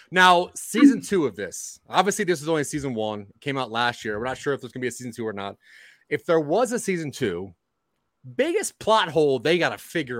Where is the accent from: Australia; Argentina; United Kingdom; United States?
United States; East Coast; I'm from the East Coast.